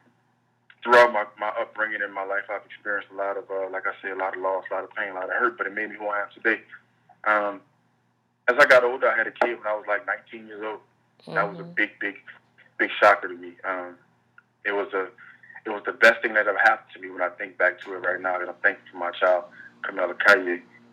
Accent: New Orleans, Louisiana, United States; also born or lived in Baton Rouge, Louisiana; now in Los Angeles, United States; I grew up in New Orleans, Louisiana

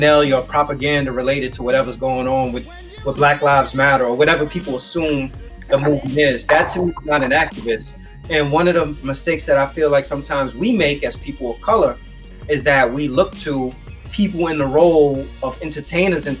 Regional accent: New York City, New York, United States; growing up in the Bronx

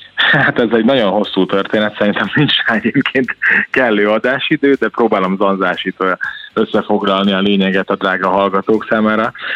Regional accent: Gyula, Békés, Hungary; Én Gyuláról származom

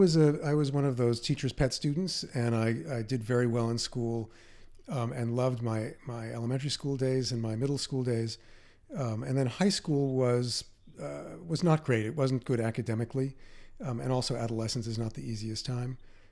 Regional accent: Queens, New York, United States; also born or lived in Manhattan; I was born on East 66th Street in Manhattan, and then was living in exile in Queens for 17 years, about 16 miles east of Manhattan, in a neighborhood. I like to think of it as the Iowa of New York City.

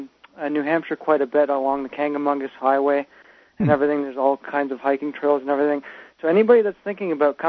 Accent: Quebec, Canada; I'm from Quebec

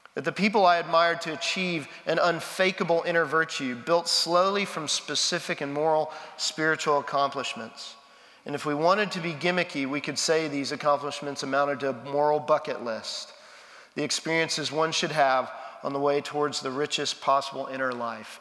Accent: Texas, United States; now in Nashville, United States; I'm a Texan

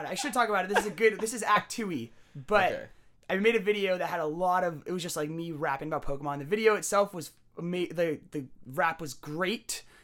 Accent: Alberta, Canada; I grew up in Alberta near your house.

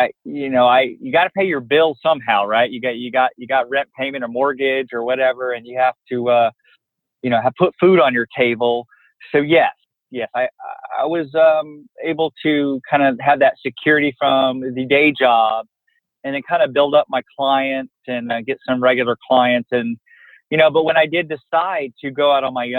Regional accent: Fort Worth, Texas, United States; grew up in Fort Worth

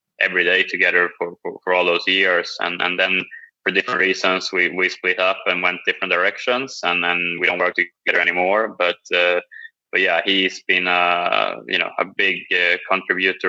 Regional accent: Sweden; moved away as an adult; now in United States; growing up in Sweden

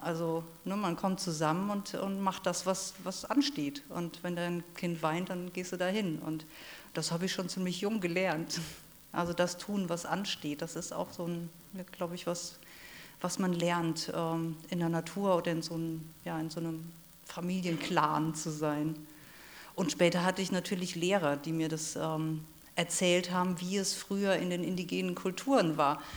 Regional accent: Rhineland-Palatinate, Germany; ich bin in der Südpfalz aufgewachsen, da wo die Trauben wachsen

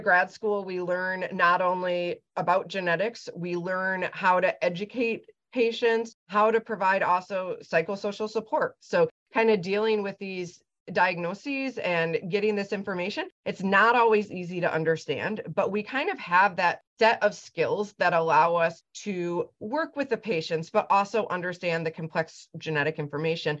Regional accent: Lansing, Michigan, United States; also born or lived in Ann Arbor, Michigan; I grew up in Michigan, grew up in Lansing, so the center of the state

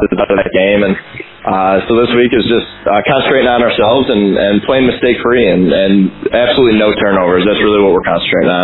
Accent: United States; moved away as an adult; now in Graz, Austria; being an American out here and knowing nobody

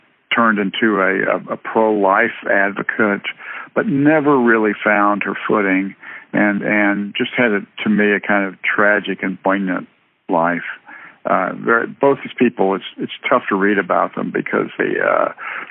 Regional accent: Texas, United States; where I was from, and I said Texas

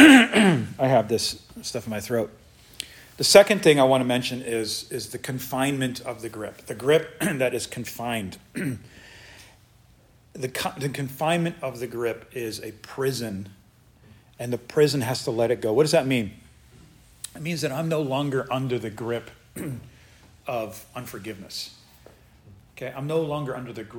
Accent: United States; in the United States, we have it so good. We're so blessed here

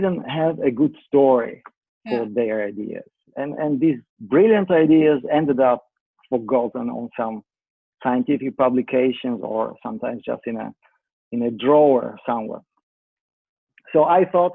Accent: Italy; moved away; I'm Italian. I grew up in Italy

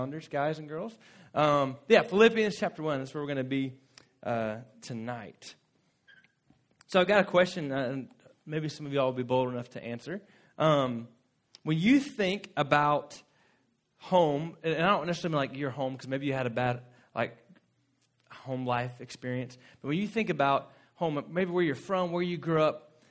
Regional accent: Florida, United States; moved away; Lauren and I grew up in Florida, and where we're from is just under Georgia

